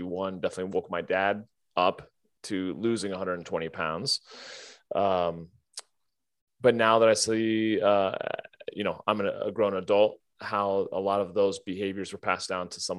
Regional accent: United States; growing up in America and being white and Christian and educated

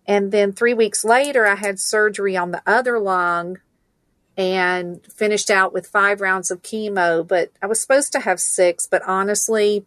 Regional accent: Stone Mountain, Georgia, United States; born or raised there; also born or lived in Valdosta, Georgia

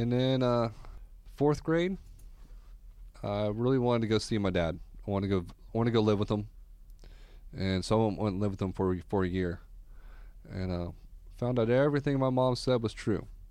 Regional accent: Orlando, Florida, United States; I grew up here in Orlando, the Doctor Phillips area

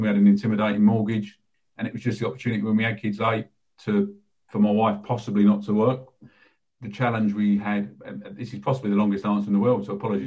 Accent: London, United Kingdom; also born or lived in Lewisham / North Kent; Grew up in a sort of a working class family in southeast London

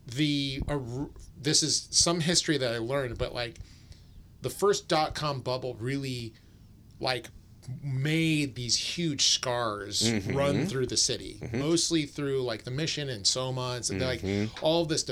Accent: Sacramento, California, United States; moved away as an adult; now in San Francisco, United States; growing up in Sacramento

